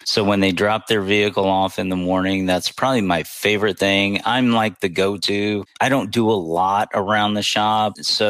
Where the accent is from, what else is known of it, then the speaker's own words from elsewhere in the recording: Pensacola, Florida, United States; But I mainly grew up, my high school years were in Pensacola, Florida.